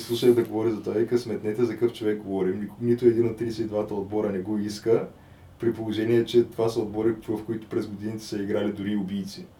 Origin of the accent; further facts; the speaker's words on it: Bulgaria; като българин